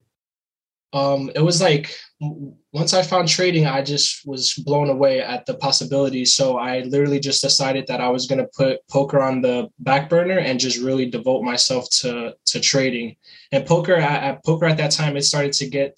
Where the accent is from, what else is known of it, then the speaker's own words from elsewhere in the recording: New Jersey, United States; Currently from New Jersey, born and raised in New Jersey